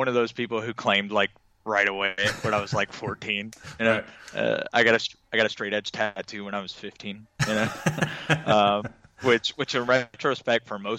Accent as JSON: {"language": "English", "town": "Little Rock", "region": "Arkansas", "country": "United States", "said": "I'm originally from Arkansas, like Little Rock, Arkansas."}